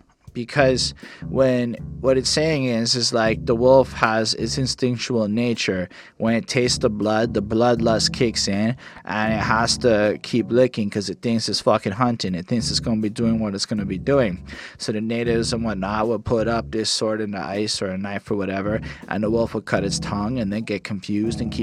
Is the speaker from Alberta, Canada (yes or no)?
no; Montreal, Quebec, Canada; I was born in Montreal